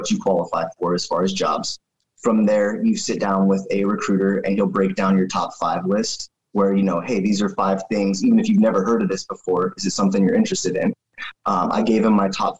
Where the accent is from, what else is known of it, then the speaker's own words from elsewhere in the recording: Raymond, Washington, United States; also born or lived in Olympia, Washington / Little Rock, Arkansas; But I grew up in Raymond, super small town off of the coast, about 40 minutes from Oregon